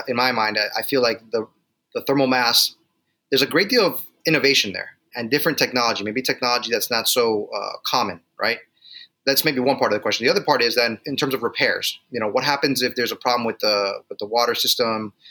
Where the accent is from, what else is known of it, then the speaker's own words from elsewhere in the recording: Miami, Florida, United States; moved away; I'm originally from Miami